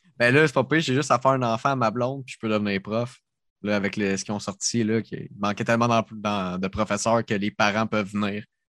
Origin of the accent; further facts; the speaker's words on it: Sorel-Tracy, Quebec, Canada; accent: Sorel; C'est mon accent de Sorel